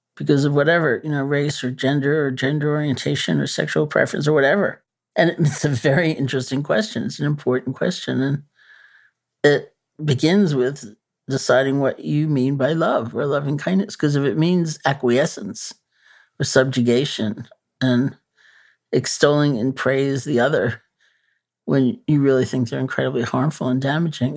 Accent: New York, United States; I'm a New Yorker, you know, born and bred.

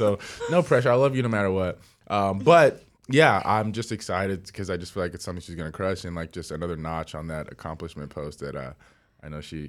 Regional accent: Fresno, California, United States; moved away as an adult; now in New York, United States; I was in Fresno, yeah, which is my hometown.

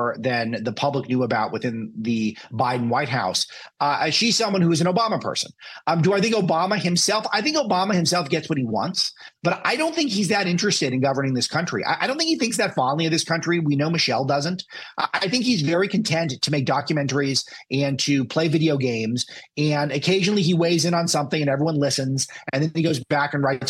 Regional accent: California, United States; I'm a Californian

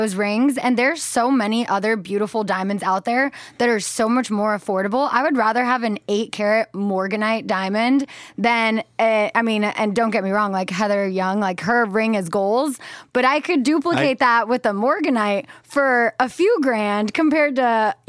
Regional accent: United States; It's like, I don't know, I'm American.

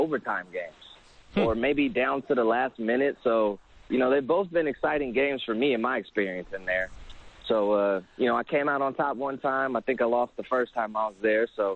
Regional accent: Sacramento, California, United States; a training company based out of my hometown in Sacramento, California

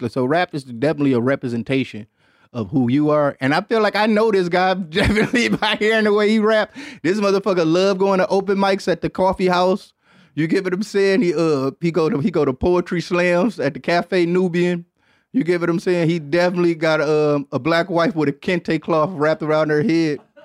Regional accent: Detroit, Michigan, United States; Growing up in Detroit, Michigan

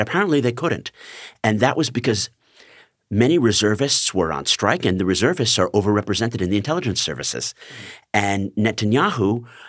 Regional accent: United States; as an American

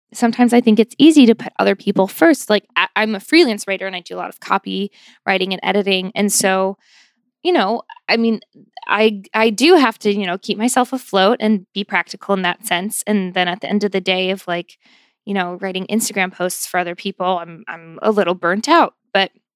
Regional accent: Buffalo, New York, United States; moved away as an adult; I grew up in Buffalo, New York, um, in South Buffalo, which is very like Irish Catholic, sort of working class, lower middle class town

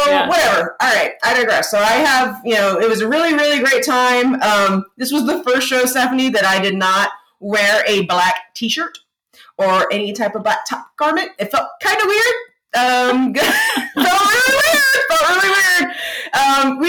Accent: Texas, United States; We grew up in Texas

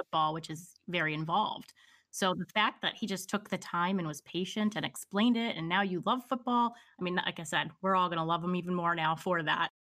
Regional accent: Pennsylvania, United States; I'm a Pennsylvania girl. I grew up, was born and raised in Pennsylvania

